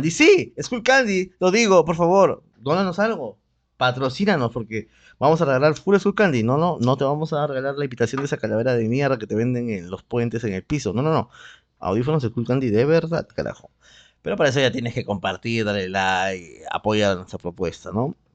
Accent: Lima, Peru; Soy de Lima

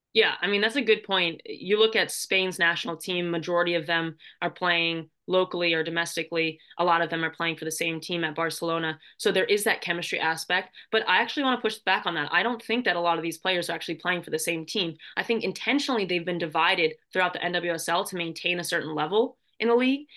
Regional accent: United States; it's my home country.

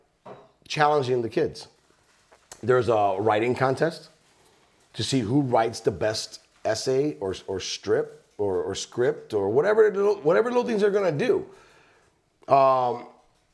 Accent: East Chicago, Indiana, United States; moved away; We grew up in East Chicago

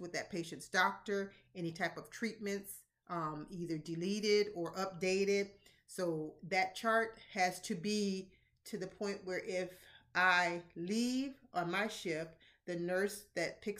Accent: Tallahassee, Florida, United States; my hometown, born and raised Tallahassee

